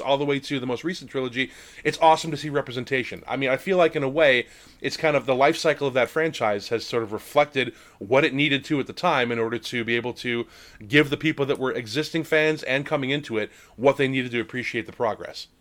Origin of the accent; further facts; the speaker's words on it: Lake Geneva, Wisconsin, United States; moved away; also born or lived in Minnesota; I grew up in Lake Geneva, Wisconsin, home of TSR